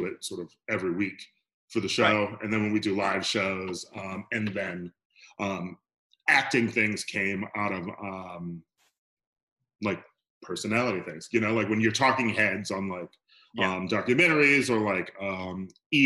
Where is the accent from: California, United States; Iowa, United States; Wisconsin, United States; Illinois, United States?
Wisconsin, United States; Milwaukee; moved away as an adult; also born or lived in Chicago / New York; now in Los Angeles, United States; I'm from Milwaukee